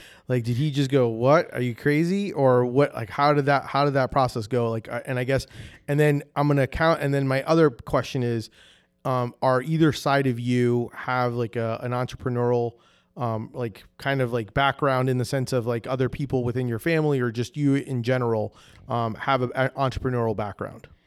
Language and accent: English; New Jersey, United States; now in Orlando, United States; I'm originally from New Jersey up north. but I've been in Florida for so long, and in Orlando for so, for, like, over twenty-something years